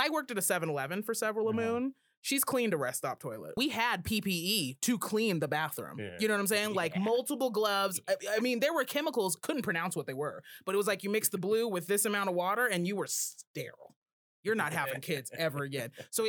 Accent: Colorado, United States; being born and raised in Colorado

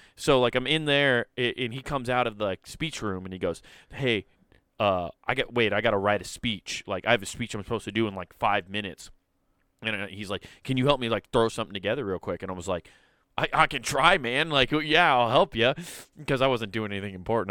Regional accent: Iowa, United States; We're all from Iowa

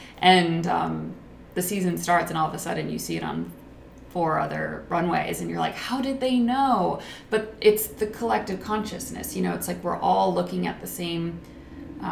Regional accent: United States; as an American

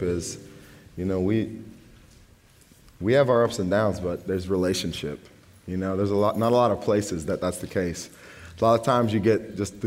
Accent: United States

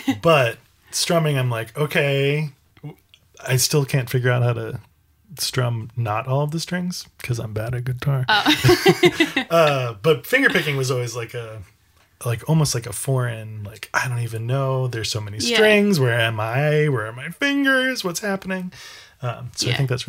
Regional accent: Birmingham, Alabama, United States; I grew up in Alabama

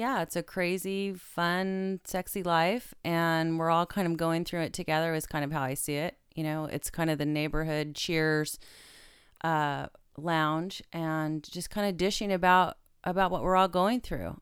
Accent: Stockton, California, United States; it's my hometown

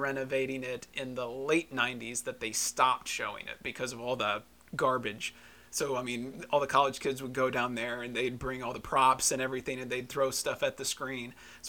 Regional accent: Terre Haute, Indiana, United States; born or raised there; now in Evansville, United States

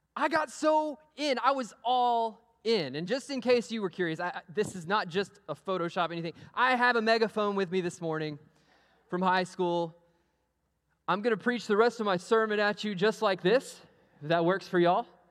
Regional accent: Amarillo, Texas, United States; moved away; I grew up in Amarillo, Texas. I went to Amarillo High School

